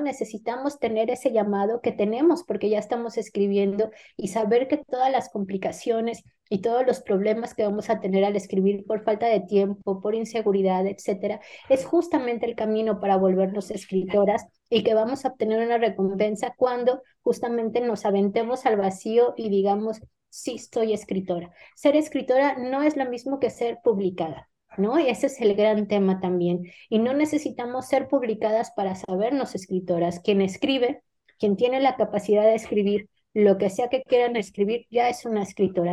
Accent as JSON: {"language": "Spanish", "country": "Mexico", "first_language": "Spanish", "moved": "as an adult", "lives_now": "Madrid, Spain", "said": "mis modismos mexicanos"}